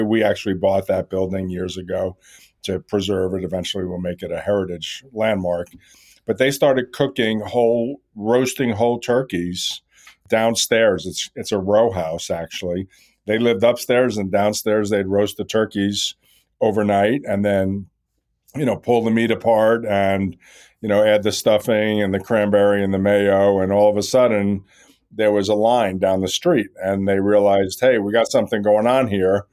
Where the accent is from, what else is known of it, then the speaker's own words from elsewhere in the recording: New York, United States; I grew up around Katz's Deli in New York